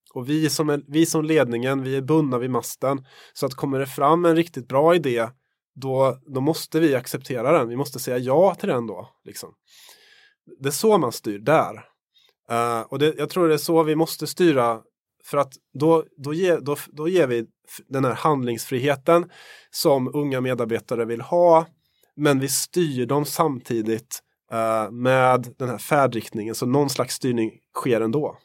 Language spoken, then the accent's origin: Swedish; Värmland, Sweden; Jag kommer ju från Värmland